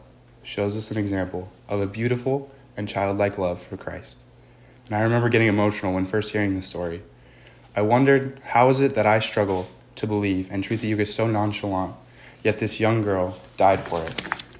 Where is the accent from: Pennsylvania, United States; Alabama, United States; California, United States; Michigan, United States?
California, United States; I grew up here on the Central Coast, and as many of you know, my parents met at the Newman Center over 30 years ago.